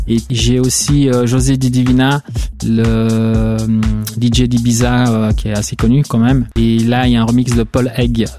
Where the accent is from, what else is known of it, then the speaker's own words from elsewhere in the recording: Geneva, Switzerland; je suis de Genève